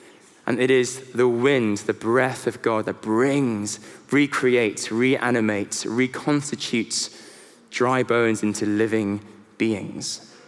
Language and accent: English; South Korea; now in London, United Kingdom; So I am a son, I'm a husband, I'm a South Korean, I am a Londoner